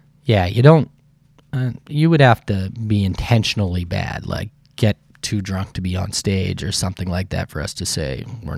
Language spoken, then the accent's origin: English; Saskatchewan, Canada; now in Victoria, Canada; You know, I grew up in Saskatchewan, and I like the mild weather here, and I like Victoria a lot.